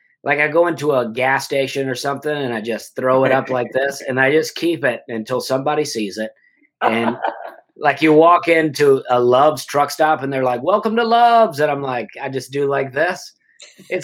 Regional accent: Alabama, United States; moved away; also born or lived in New York City; my wife's Canadian and I am from Alabama

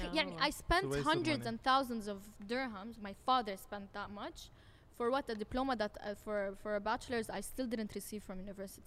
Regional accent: Abu Dhabi, United Arab Emirates; also born or lived in Jordan; I was born in Jordan. Yeah. And I was raised all my life in Abu Dhabi. I graduated from Canadian International School.

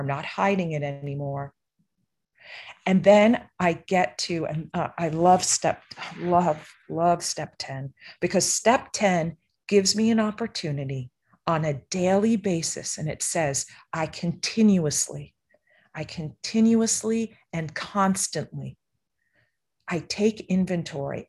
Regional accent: East Coast, United States; I grew up on the East Coast

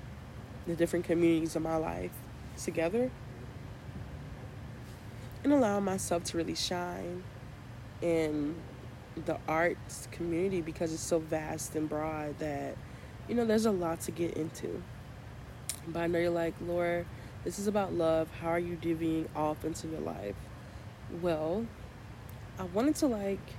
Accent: Chicago, Illinois, United States; I'm from Chicago, and we have a lot of crazy potholes.

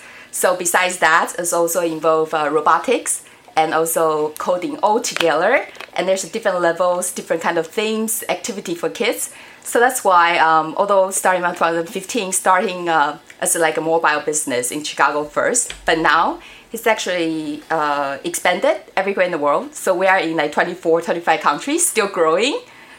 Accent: Niagara, Ontario, Canada; Like for me, Niagara is my hometown in Canada

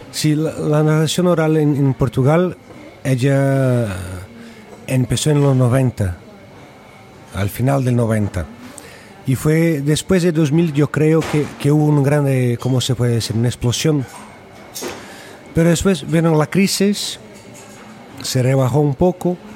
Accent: Brazil; a gente que, vengo de Brasil, y eh, que está ahí ayudando a construir algo nuevo

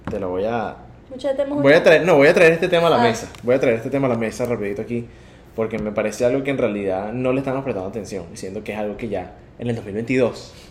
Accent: Venezuela; Em, soy de Venezuela. Sí, soy de Venezuela

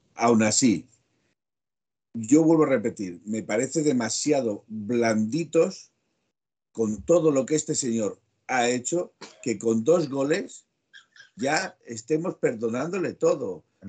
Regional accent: Aragon, Spain; como buen maño

